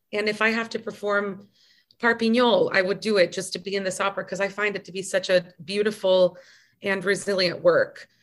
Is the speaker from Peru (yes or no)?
no; United States; growing up in the United States